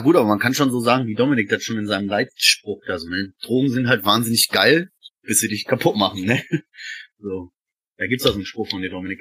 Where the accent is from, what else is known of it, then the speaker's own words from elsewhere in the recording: Essen, North Rhine-Westphalia, Germany; Ich bin ja äh, Essener Jung, frisch aus dem Ruhrgebiet